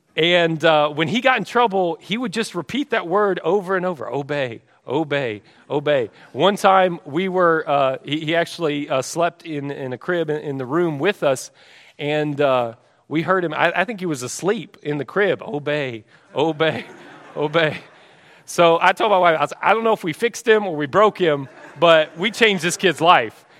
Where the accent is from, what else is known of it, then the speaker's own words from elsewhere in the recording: Texas, United States; I'm from Texas